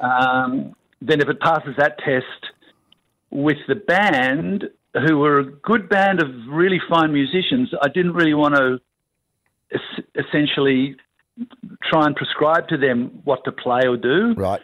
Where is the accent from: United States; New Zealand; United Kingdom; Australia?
Australia; as an Australian and someone who loves the country that much